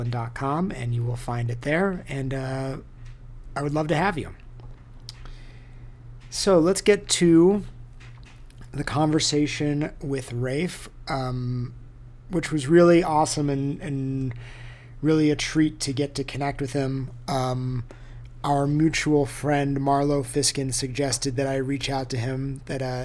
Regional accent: United States; also born or lived in Southern California / New York; now in Boulder, United States; I grew up in Lake Tahoe.

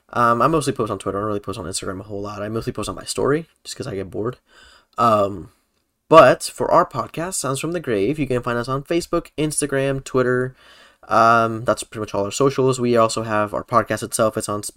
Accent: Puerto Rico; Like you guys got to see us go like full on Puerto Rican for this episode.

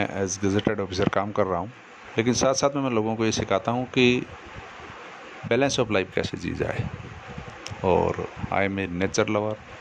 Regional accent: Jodhpur, Rajasthan, India; मैं जोधपुर से हूँ

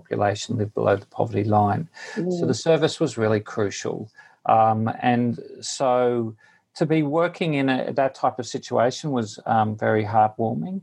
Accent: Queensland, Australia; moved away as an adult; also born or lived in Newcastle, New South Wales, Australia; now in India; I grew up in Australia. Originally, my first 24 years were spent in Queensland, the state of Queensland

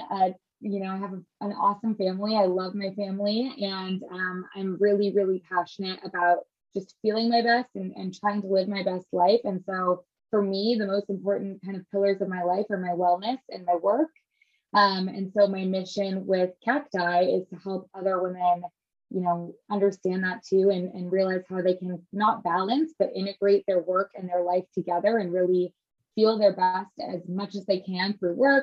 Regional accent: Midwest, United States; also born or lived in Chicago / Los Angeles; now in New York, United States; I grew up in the Midwest

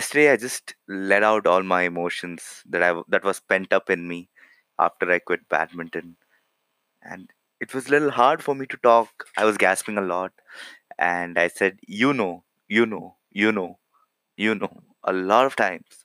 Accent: India; I'm from India.

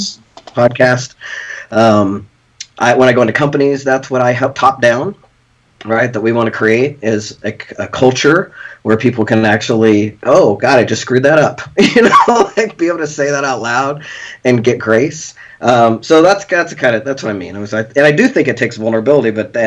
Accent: Lawrence, Kansas, United States; "Where are you from?" And I said, "Lawrence, Kansas."

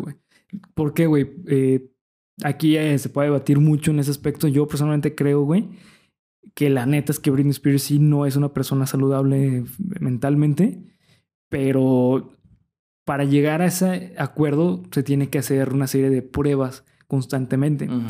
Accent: Mexico; nosotros como mexicanos

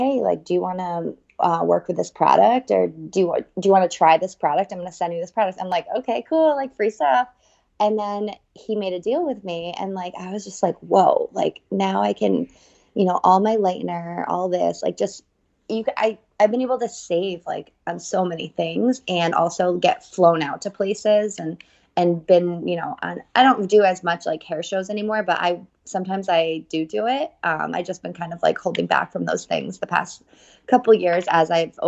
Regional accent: New Haven, Connecticut, United States; I am from New Haven, Connecticut.

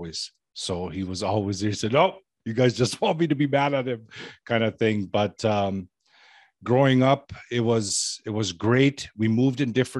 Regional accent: Toronto, Ontario, Canada; I grew up in Toronto, Canada, and surrounding areas.

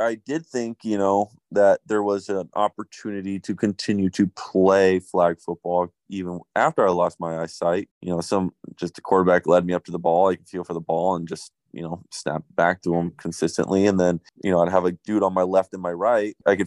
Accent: Huntington Beach, California, United States; I was born and raised in Huntington Beach, California.

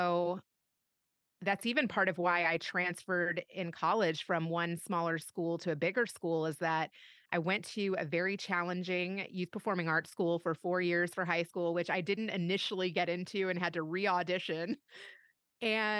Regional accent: Louisville, Kentucky, United States; moved away as an adult; also born or lived in Bay Area / Los Angeles; was born and raised in Louisville, Kentucky, and did no moving around until college

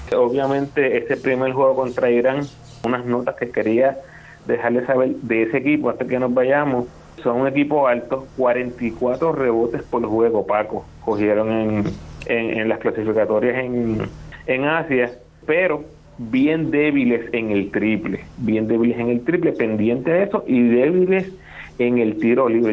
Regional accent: Puerto Rico; nosotros como puertorriqueños

